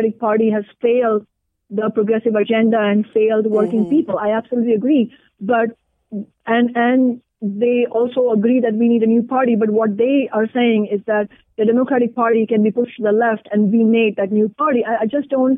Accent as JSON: {"language": "English", "country": "India", "moved": "yes", "lives_now": "Seattle, United States", "said": "an Indian immigrant woman of color"}